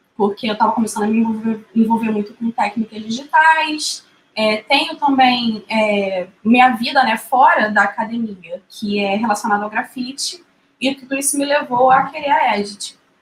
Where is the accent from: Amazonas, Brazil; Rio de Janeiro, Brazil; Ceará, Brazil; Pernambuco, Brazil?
Rio de Janeiro, Brazil; não só como carioca